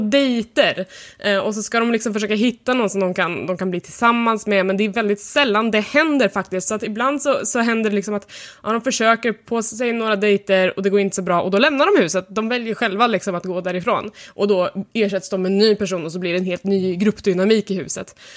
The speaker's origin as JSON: {"language": "Swedish", "country": "Sweden", "said": "för mig som svensk"}